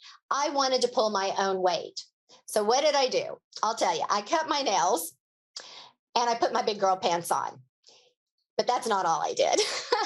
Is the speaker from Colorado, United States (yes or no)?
yes; Boulder, Colorado, United States; It was a good thing I was from Boulder, Colorado, because there are a lot of people in Boulder, Colorado that have either climbed Mount Everest